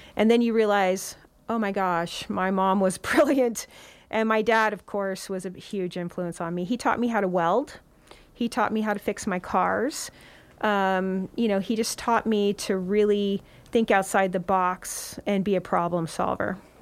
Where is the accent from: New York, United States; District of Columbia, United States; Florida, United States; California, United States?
California, United States; Santa Cruz County; now in Nevada County, United States; I was born in Santa Cruz County, and my parents were avid about community service and four H